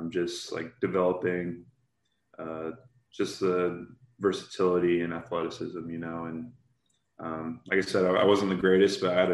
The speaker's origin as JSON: {"language": "English", "town": "Tumwater", "region": "Washington", "country": "United States", "tie": "born or raised there", "said": "I was born and raised in Tumwater"}